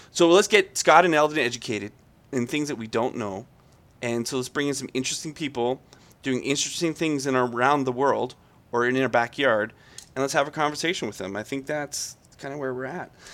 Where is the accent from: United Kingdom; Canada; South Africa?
Canada; Calgary, Alberta; I'm from Calgary